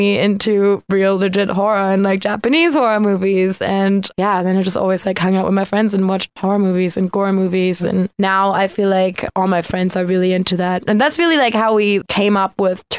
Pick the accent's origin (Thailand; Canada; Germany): Germany; outside of Cologne, North Rhine-Westphalia; moved away; I grew up way outside of Cologne, Germany